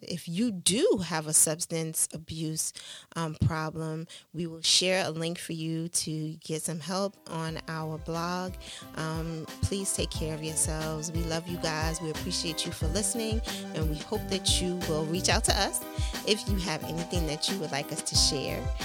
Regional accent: New York City, New York, United States; growing up in Brooklyn, New York, in East New York, and in Coney Island

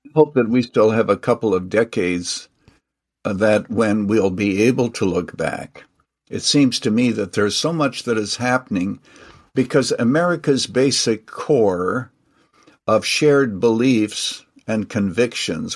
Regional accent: Canada; now in United States; I actually was born and raised in Canada. I'm now a naturalized citizen.

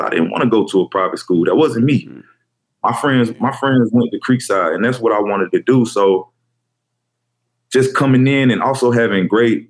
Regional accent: Fairburn, Georgia, United States; I'm from Fairburn, Georgia, a little small right outside Atlanta.

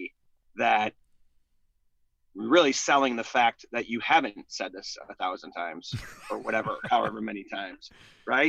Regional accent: Chicago, Illinois, United States; also born or lived in Dayton, Ohio; I grew up in Beverly, West Beverly, mm-hmm. Morgan Park

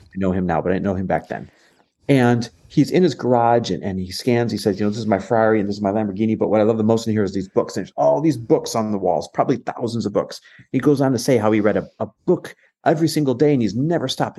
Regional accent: Green Bay, Wisconsin, United States; born or raised there; also born or lived in Los Angeles, California / Arizona; now in Newport Beach, United States

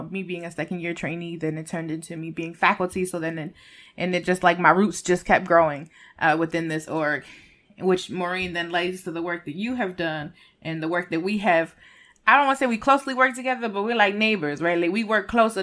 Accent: Puerto Rico; we're not immigrants, but in the true sense, I guess you could say, because we're Puerto Rican and we're still American citizens

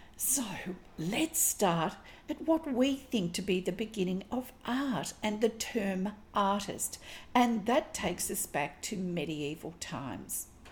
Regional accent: Australia; I'm an Australian textile artist

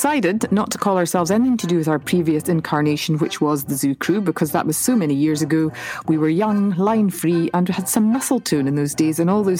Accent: Aberdeen, Scotland, United Kingdom; I'm from Aberdeen.

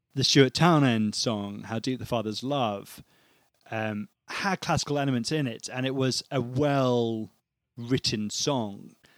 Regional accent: United Kingdom

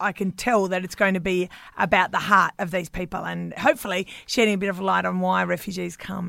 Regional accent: Margaret River, Western Australia, Australia; I'm from Margaret River.

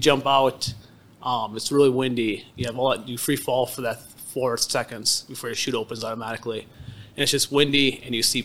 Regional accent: Richardson, North Dakota, United States; I was raised in Richardson, North Dakota. So small town kid

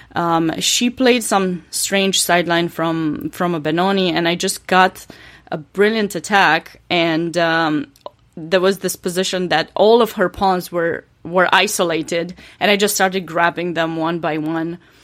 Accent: Romania; English is a second language; moved away as an adult; now in North Carolina, United States; I was born and raised in Romania to a chess family

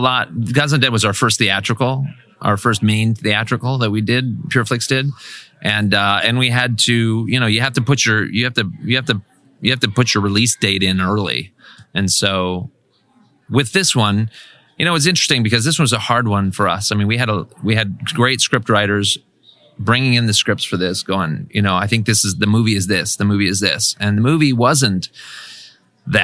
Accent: Kansas, United States; moved away as an adult; I'm from Kansas

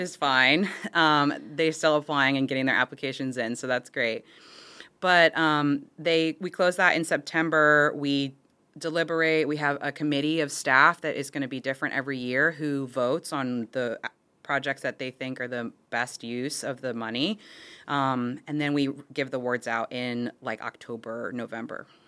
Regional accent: Florida, United States; I'm born and raised in Florida, actually within the boundaries of the district

